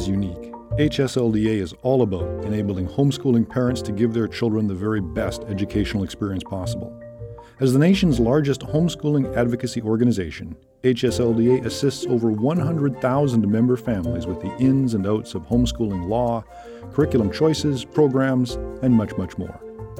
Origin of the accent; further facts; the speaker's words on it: Canada; also born or lived in Alberta; now in United States; As a Canadian myself living in the U.S.